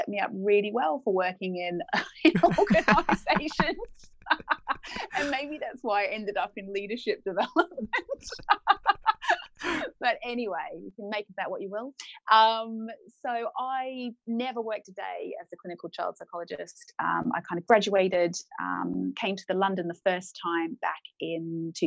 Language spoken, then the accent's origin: English; Australia; moved away as an adult; now in United Kingdom; I'm Australian. I came to the UK in 2008.